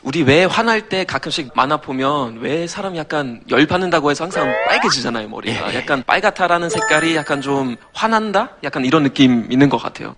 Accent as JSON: {"language": "Korean", "country": "Germany", "second_language": "Korean", "moved": "yes", "lives_now": "South Korea", "said": "저는 독일에서 온"}